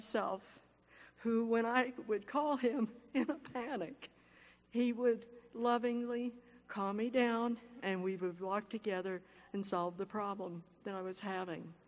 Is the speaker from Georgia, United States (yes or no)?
no; Lancaster, California, United States; I'm from Lancaster, uh, California